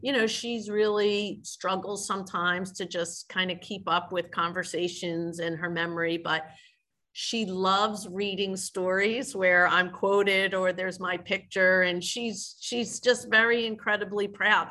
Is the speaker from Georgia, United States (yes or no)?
no; Philadelphia, Pennsylvania, United States; also born or lived in Orlando, Florida; I grew up in Philadelphia in the city